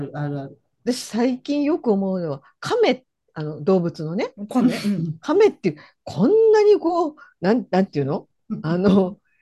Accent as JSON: {"language": "Japanese", "region": "Fukushima", "country": "Japan", "tie": "born or raised there", "said": "福島出身なので"}